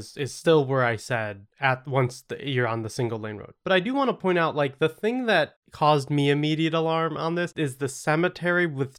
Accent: New England, United States; Despite growing up in New England, some of the best creepy stories happened to me during college.

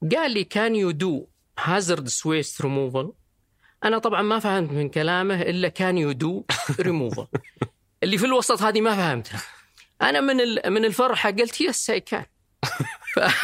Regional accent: Riyadh, Riyadh Province, Saudi Arabia; also born or lived in Dubai; انا طبعا من مواليد الرياض

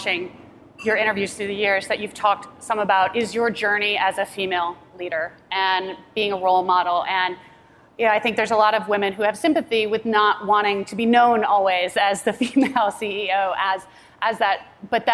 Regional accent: Chicago, Illinois, United States; I'm from Chicago

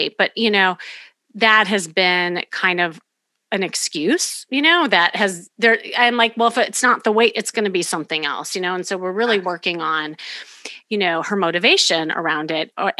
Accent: Chicago, Illinois, United States; now in Los Angeles, United States; I'm from Chicago

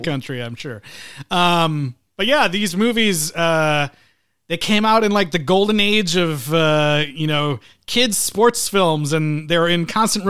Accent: Midwest, United States; I'm from the Midwest, so we were out in the cold

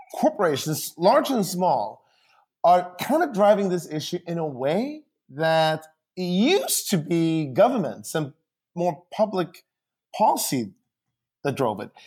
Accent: Sweden; now in United States; I grew up in Sweden, um, and, uh, and my, my parents are still there.

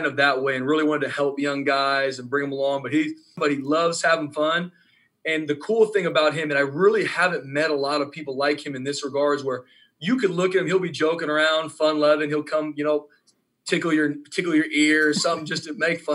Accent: San Diego, California, United States; moved away; I'm from San Diego

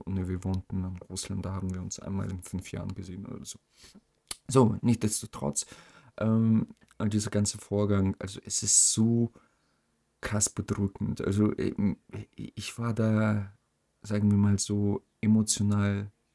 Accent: Germany; auch als Deutscher

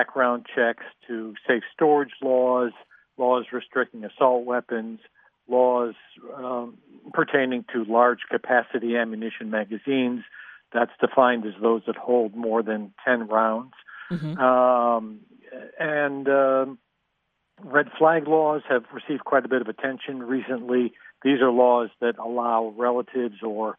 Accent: New York, United States; New York State, the state I know more about, I'm a New Yorker

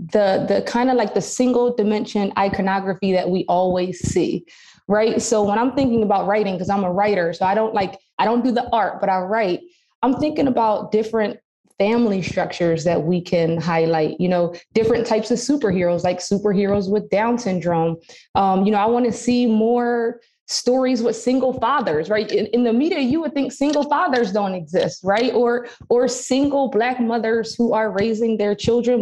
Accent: Philadelphia, Pennsylvania, United States; growing up in Philadelphia.

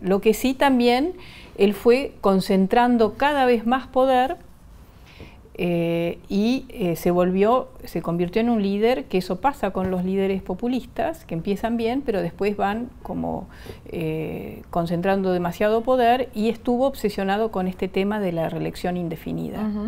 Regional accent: Argentina; also born or lived in Bolivia; yo soy ciudadana argentina, pero ah, nací en Bolivia. Eh, mi familia, mis, padres, los dos eran bolivianos. Llegamos en el año 62, yo tenía cuatro años

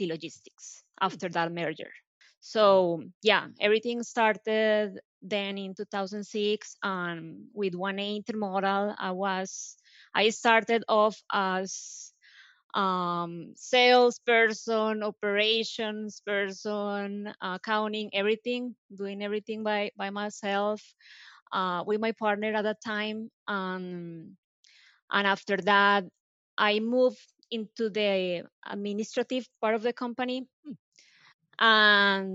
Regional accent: Colombia; English is a second language; moved away as an adult; now in United States; I'm originally from Colombia, as you can tell by my accent. I came here back in 2006 to do an internship

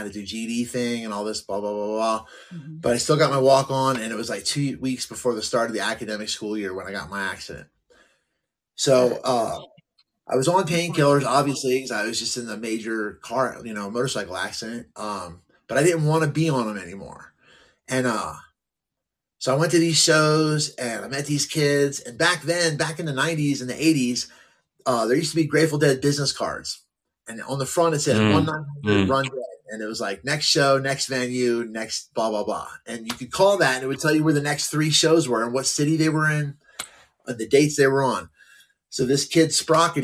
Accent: New Jersey, United States; moved away as an adult; I grew up there. I was the first homeless person in my hometown since the Depression.

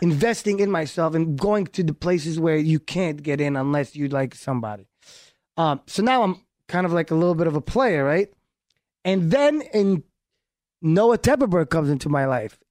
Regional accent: New York, United States; first language Hebrew; English is a second language; moved away as an adult; also born or lived in Haifa, Israel / Miami; I grew up in New York

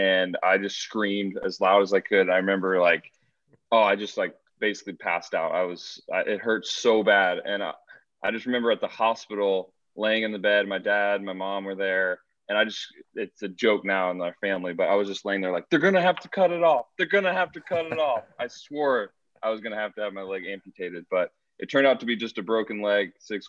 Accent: St. Louis, Missouri, United States; growing up in St. Louis

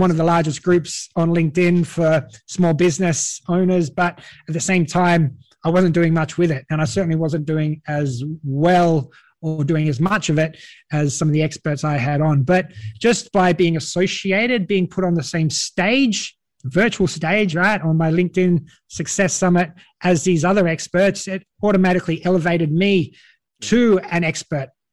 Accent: Australia; accent: Australian; now in Europe; you might notice by my accent, I'm an Australian, an Aussie from down under

